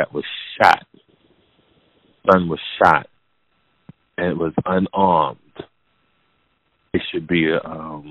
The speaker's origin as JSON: {"language": "English", "region": "New Jersey", "country": "United States", "said": "I'm from New Jersey"}